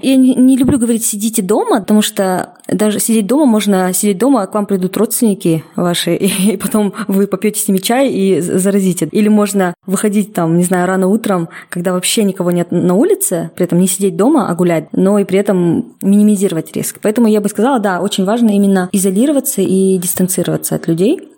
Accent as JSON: {"language": "Russian", "town": "Kokshetau", "region": "Akmola Region", "country": "Kazakhstan", "moved": "yes", "lives_now": "Almaty, Kazakhstan"}